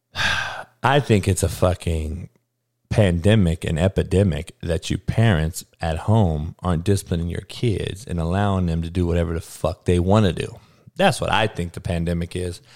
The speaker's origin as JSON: {"language": "English", "town": "Compton", "region": "California", "country": "United States", "tie": "born or raised there", "said": "I grew up in Compton, dog, in the hood, in the worst neighborhood growing up in the country in the 80s"}